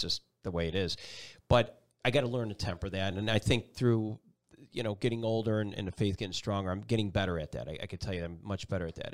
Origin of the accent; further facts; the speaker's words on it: Buffalo, New York, United States; moved away as an adult; also born or lived in Binghamton, New York / North Carolina; Buffalo, New York, my hometown